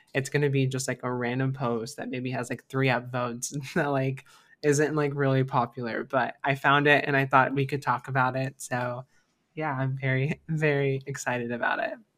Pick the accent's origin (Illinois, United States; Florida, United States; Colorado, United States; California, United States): Florida, United States; Florida. So this is my home state